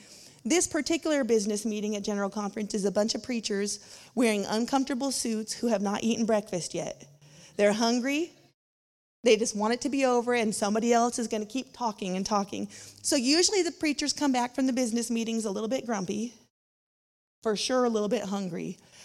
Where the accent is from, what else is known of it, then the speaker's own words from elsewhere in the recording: Winslow, Arkansas, United States; I grew up in Winslow, Arkansas.